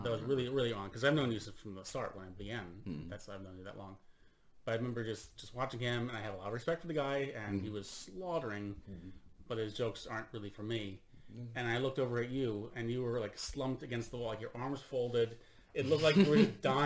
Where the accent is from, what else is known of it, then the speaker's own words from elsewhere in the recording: United States; moved away as an adult; now in Sweden; I am an American living in Sweden since 2006